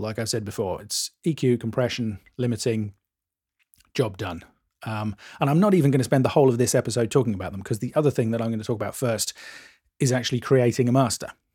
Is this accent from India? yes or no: no; England, United Kingdom; I'm English